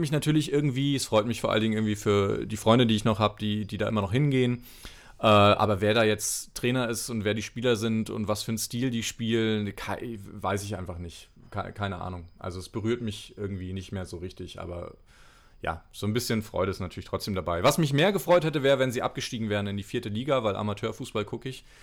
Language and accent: German; Mecklenburg-Vorpommern, Germany; also born or lived in Rostock; bin ich in Rostock geboren, bin dann äh, so 100 Kilometer weiter weg aufgewachsen in Mecklenburg